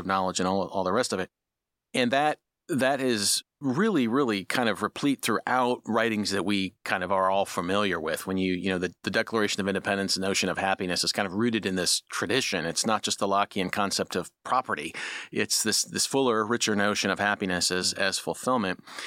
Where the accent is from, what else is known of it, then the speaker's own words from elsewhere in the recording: Midwest, United States; moved away; I'm from the Midwest